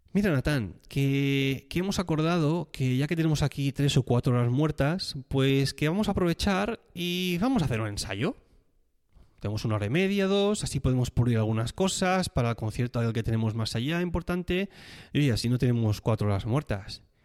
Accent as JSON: {"language": "Spanish", "region": "Catalonia", "country": "Spain", "moved": "yes", "said": "soy catalán"}